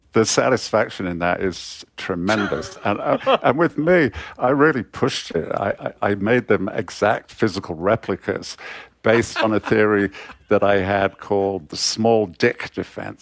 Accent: Coventry, West Midlands, United Kingdom; I was born in Coventry uh, in, the, in the 1950s, and Coventry was still basically a ruin back then.

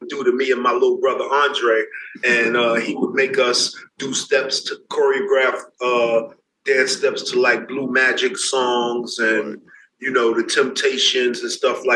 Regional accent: New York City, New York, United States; I'm from the Bronx, New York.

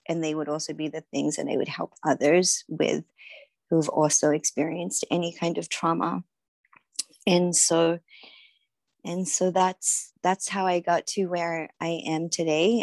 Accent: Sydney, New South Wales, Australia; now in San Diego, United States; I am originally from Sydney, Australia. That's where I grew up

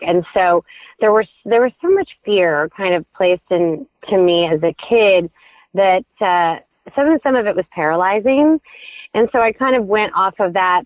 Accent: Midwest, United States; also born or lived in Indiana / Michigan; I was raised in the Midwest

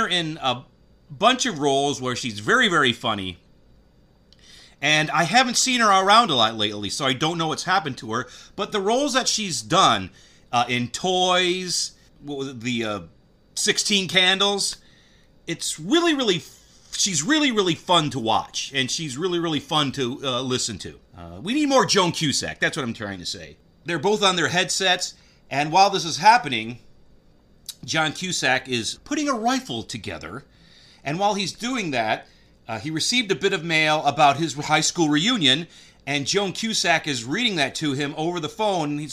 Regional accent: Michigan, United States; I am from Michigan, so I am familiar with Grosse Pointe

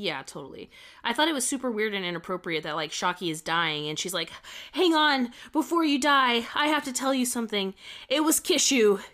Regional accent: United States; I'm an American, and in America, we're very individual

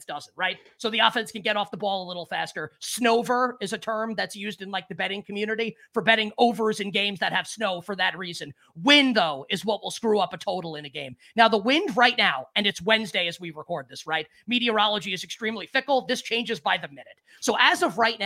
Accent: New York, United States; I am a New Yorker, like, through and through. I grew up a Giants fan

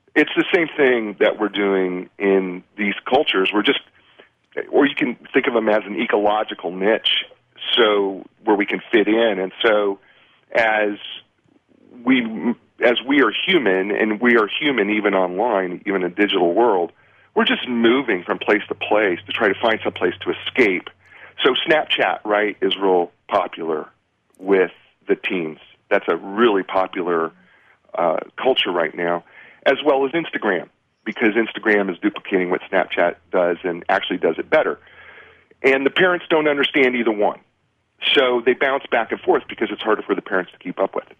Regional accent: Union City, New Jersey, United States; in Bergen County in Union, in Union City Hospital, and my family still lives in Edison, Woodbridge

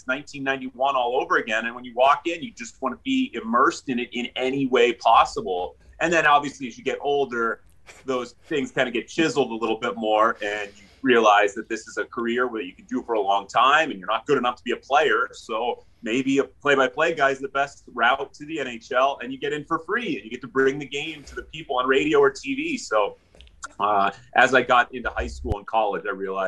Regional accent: Pittsburgh, Pennsylvania, United States; here in Pittsburgh, PA, which is my hometown. Grew up a Penguin fan, a Pittsburgh sports fan

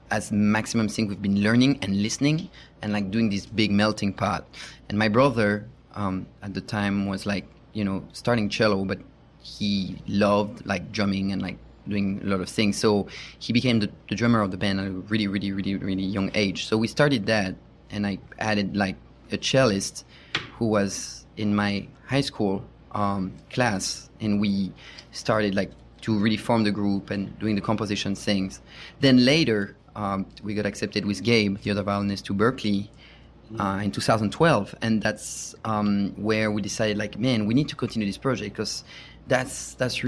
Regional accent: Paris, Île-de-France, France; English is a second language; moved away as an adult; now in United States; I'm from France. Maybe you recognize my accent. Born and raised in Paris.

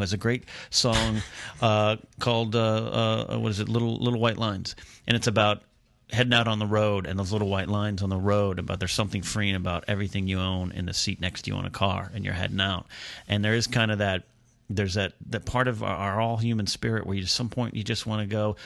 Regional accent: Pismo Beach, California, United States; moved away as an adult; move only three hours south to here from my hometown of Pismo Beach

